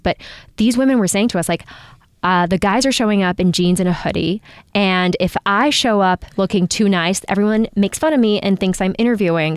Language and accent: English; Japan; moved away; I grew up in Japan